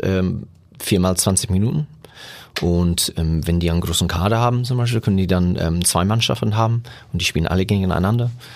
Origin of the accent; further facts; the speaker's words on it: Germany; bei uns in Deutschland